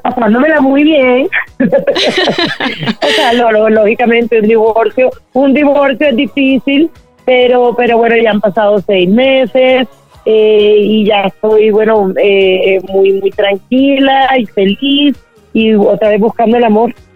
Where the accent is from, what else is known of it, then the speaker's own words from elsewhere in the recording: Colombia; yo crecí en Colombia en esa época